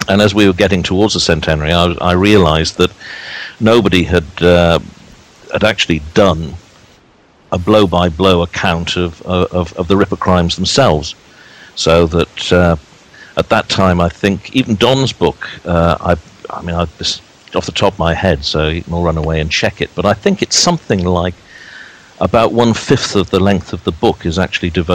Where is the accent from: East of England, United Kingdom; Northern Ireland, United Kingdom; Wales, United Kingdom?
Wales, United Kingdom; Cardiff; now in Maidstone, United Kingdom; having been born and bred in Cardiff and at that stage still living there